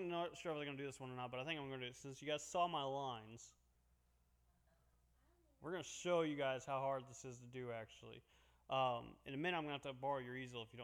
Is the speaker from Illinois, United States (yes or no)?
yes; Havana, Illinois, United States; I grew up in Havana, Illinois.